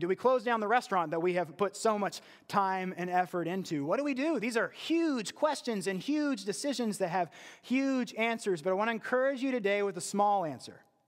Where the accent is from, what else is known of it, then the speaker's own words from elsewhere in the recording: West Virginia, United States; I was from West Virginia